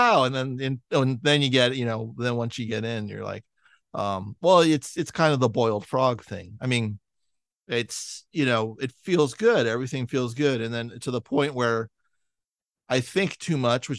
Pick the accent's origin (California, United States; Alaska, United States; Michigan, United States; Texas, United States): California, United States; San Francisco; now in Los Angeles, United States; I grew up in San Francisco. I live in Los Angeles now